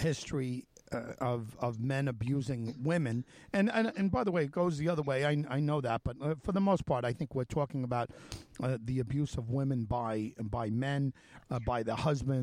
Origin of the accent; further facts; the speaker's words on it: Suffolk County, New York, United States; also born or lived in Manhattan; I was born in Manhattan, and my family moved out here when I was about 2. So it's Suffolk is what I know of growing up